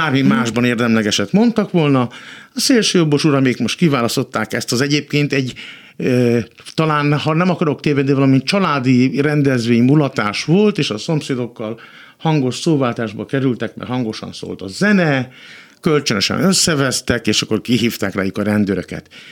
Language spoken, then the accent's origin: Hungarian; Hungary; mint magyar ember, magyar állampolgár